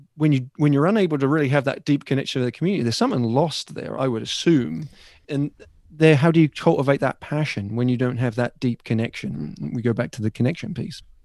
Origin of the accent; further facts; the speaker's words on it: Ipswich, East of England, United Kingdom; now in United States; from my hometown